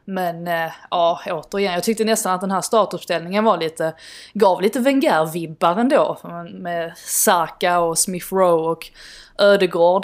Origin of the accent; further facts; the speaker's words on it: Sweden; som svensk